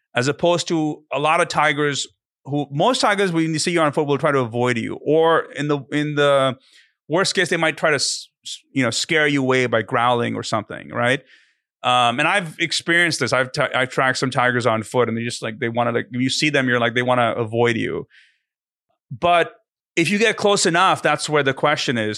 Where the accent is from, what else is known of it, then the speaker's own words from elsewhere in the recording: India; moved away; I'm from India originally